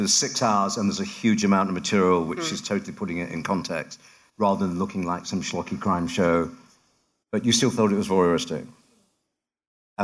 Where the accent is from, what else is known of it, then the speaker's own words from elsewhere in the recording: United Kingdom; I work in London, I'm British